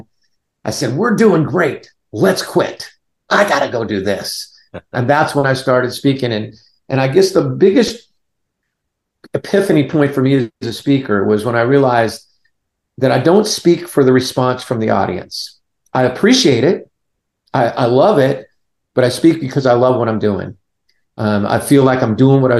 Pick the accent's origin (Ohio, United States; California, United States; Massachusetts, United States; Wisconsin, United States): California, United States; Southern; now in Barboursville, Virginia, United States; I grew up in Southern California. I was a Valley boy